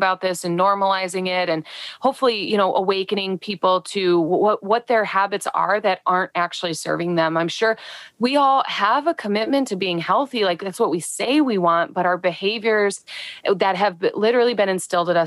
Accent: Midwest, United States; I'm talking specifically from the Midwest, being a Midwesterner

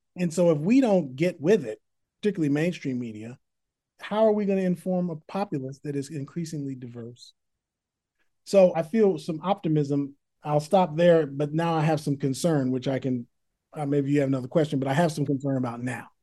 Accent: Berkeley, California, United States; born or raised there; also born or lived in San Francisco / Oakland

